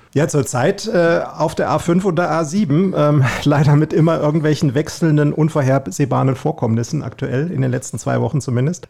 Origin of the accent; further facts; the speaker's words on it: Kassel, Hesse, Germany; Ich bin der aus dem Norden sozusagen, gefühlt aus Hessen Nord, Hessens Norden. Bin 55, gebürtiger Kasselaner